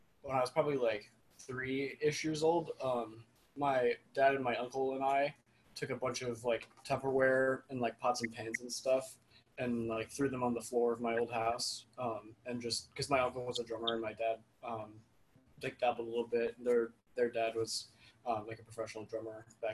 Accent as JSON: {"language": "English", "town": "Hartford", "region": "Connecticut", "country": "United States", "said": "I'm from the Hartford area of Connecticut"}